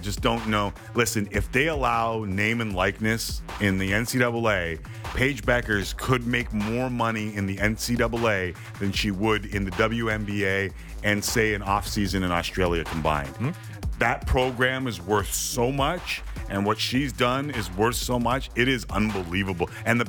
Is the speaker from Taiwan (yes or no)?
no; Canada; and I'm Canadian.